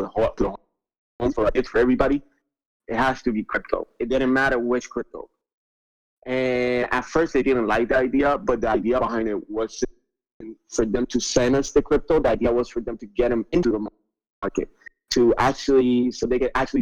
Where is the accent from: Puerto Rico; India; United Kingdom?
Puerto Rico; I'm from Puerto Rico, so 80% of the population here lives under the poverty line